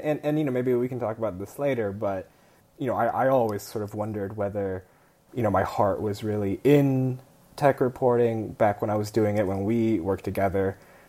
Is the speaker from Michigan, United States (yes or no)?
no; Palo Alto, California, United States; first language Kunminghua; English is a second language; moved away; also born or lived in Kunming, China / Illinois, United States; I was born in the Bay Area in Palo Alto, California.